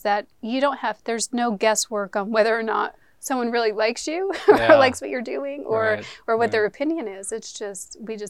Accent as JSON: {"language": "English", "region": "New York", "country": "United States", "said": "Yes, I'm from New York."}